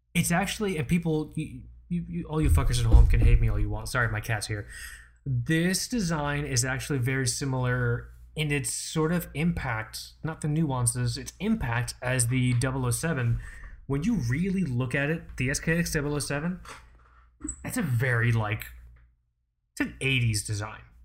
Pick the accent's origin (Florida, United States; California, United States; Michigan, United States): Florida, United States; you're a Floridian like me